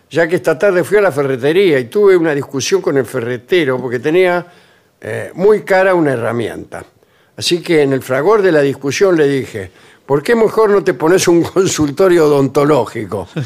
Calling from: Rosario, Santa Fe, Argentina; de Rosario. Ayer a la tarde te escuché en la radio de aquí casi una hora de, tar de charla.

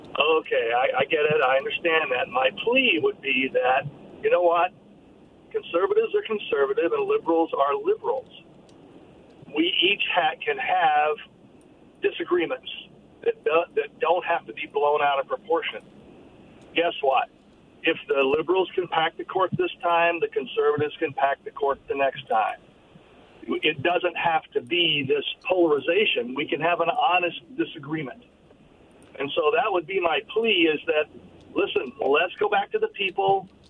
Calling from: Richland, Washington, United States; calling from Richland.

